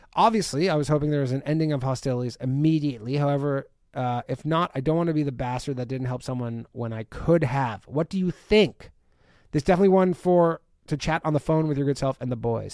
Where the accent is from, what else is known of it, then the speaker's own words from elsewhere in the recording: Canada; I'm from Canada